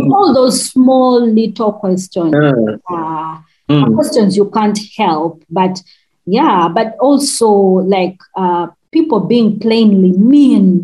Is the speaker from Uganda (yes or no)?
yes; Uganda; accent: Rutshuga; my Rutshuga accent